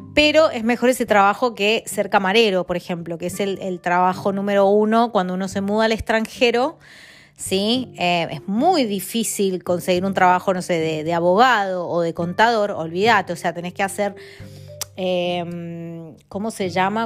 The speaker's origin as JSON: {"language": "Spanish", "region": "Mendoza", "country": "Argentina", "tie": "born or raised there", "also_born_or_lived": "Italy / Spain / Buenos Aires", "moved": "as an adult", "lives_now": "London, United Kingdom", "said": "soy de Argentina, de Mendoza y vivo en Londres"}